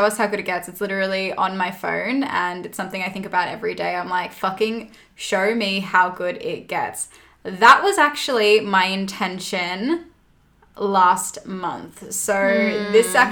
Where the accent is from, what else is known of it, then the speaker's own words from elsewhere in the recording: Australia; we're Australian